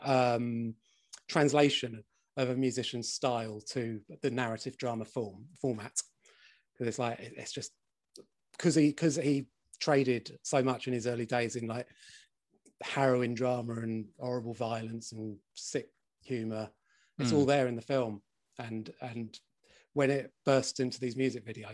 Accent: London, United Kingdom; I am from South London

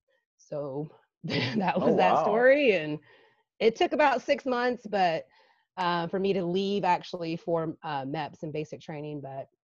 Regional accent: Geneva, Alabama, United States; Geneva, Alabama.

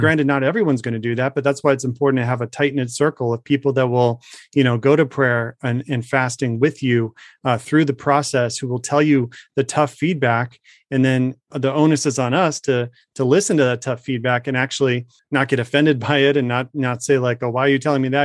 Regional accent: Arizona, United States; my home state

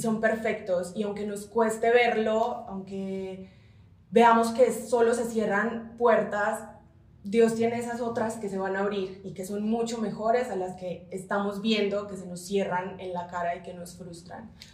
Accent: Colombia; moved away as an adult; now in Mexico City, Mexico

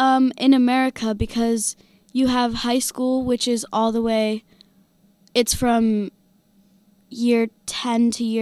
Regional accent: Illinois, United States; now in United Kingdom

